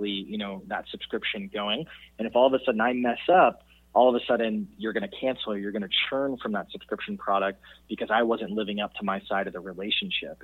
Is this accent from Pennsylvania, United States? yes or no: no; Wisconsin, United States; growing up in Wisconsin